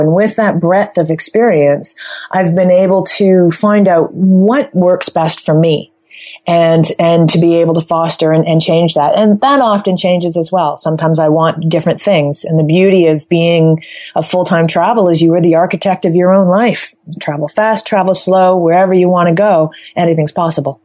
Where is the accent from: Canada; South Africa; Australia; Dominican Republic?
Canada; Toronto, Ontario; moved away; my hometown is Toronto, Canada.